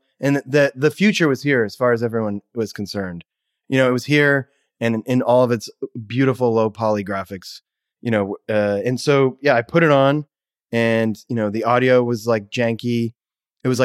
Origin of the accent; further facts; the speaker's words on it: Kennebunk, Maine, United States; also born or lived in Brunswick, Maine / New Hampshire; Where I was born in Brunswick, Maine, and then my parents moved to New Hampshire. And then we moved a couple places there and then back to Maine in the Kennebunk area.